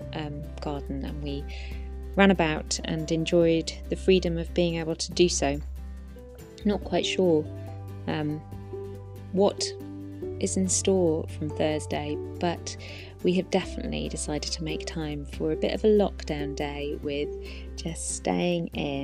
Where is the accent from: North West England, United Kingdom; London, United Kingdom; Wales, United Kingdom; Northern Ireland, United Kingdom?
Wales, United Kingdom; my guest and I come from very, very similar places, not just geographically, both being Welsh girls